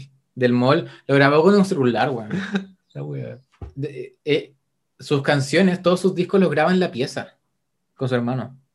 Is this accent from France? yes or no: no; Spain; Pues coño, que yo soy española.